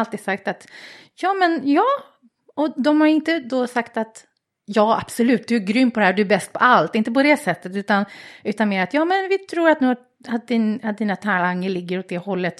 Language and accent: Swedish; Stockholm, Stockholm County, Sweden; I Bromma.